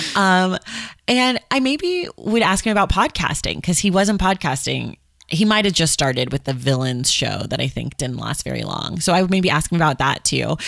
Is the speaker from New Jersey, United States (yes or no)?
no; Oakland, California, United States; I'm from Oakland